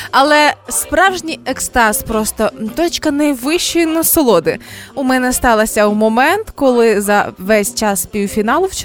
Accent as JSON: {"language": "Ukrainian", "town": "Zhytomyr", "region": "Zhytomyr Oblast", "country": "Ukraine", "said": "Я з Житомира"}